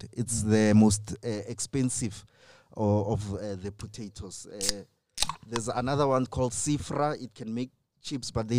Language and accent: English; Kagiso, Gauteng, South Africa; I grew up in Kagiso, Kolusham